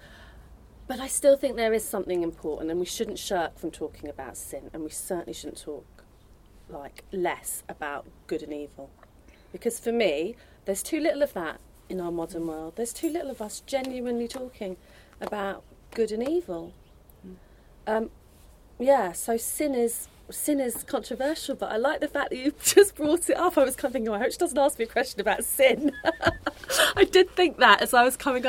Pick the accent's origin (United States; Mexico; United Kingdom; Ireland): Ireland; I was born in Ireland